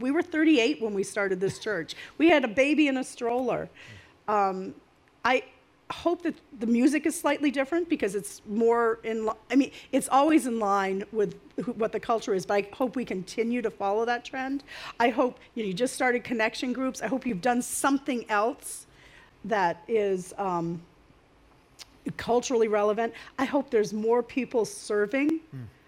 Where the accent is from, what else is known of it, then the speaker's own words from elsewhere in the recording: Maine, United States; now in New Jersey, United States; I'm from Maine. I'm not really a Jersey girl